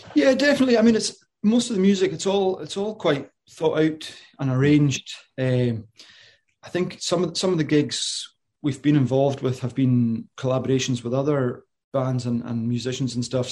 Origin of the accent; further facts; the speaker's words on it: Isle of Lewis, Western Isles, Scotland, United Kingdom; moved away as an adult; I'm from the Isle of Lewis in the, in the Western Isles, the, or the Hebrides